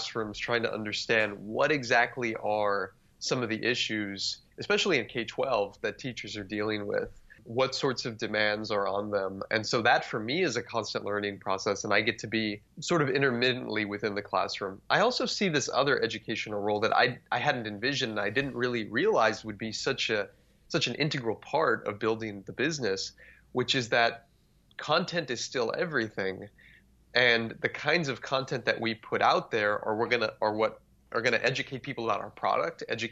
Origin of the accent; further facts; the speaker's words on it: South Texas, United States; grew up in South Texas, about 20 minutes from the Mexican border.